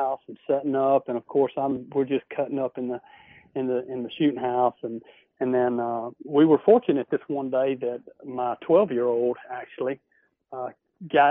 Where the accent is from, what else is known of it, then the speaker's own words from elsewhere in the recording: Alabama, United States; I grew up in Alabama in a small town and a little river town on the Tombigbee River